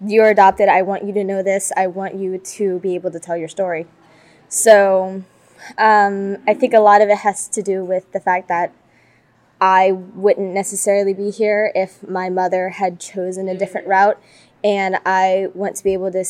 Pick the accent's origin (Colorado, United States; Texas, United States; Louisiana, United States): Louisiana, United States; Luling; I'm from Luling, which is around New Orleans area in Louisiana